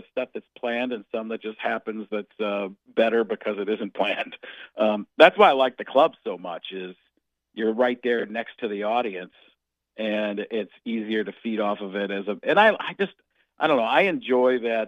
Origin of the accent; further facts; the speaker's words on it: Waukesha, Wisconsin, United States; also born or lived in Chicago, Illinois; I grew up in Waukesha, Wisconsin, so it's pretty similar